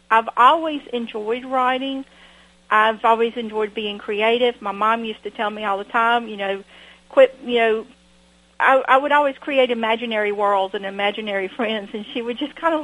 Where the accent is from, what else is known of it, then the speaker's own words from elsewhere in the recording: Washington, Georgia, United States; I grew up in Washington, Georgia, where we have a beautiful library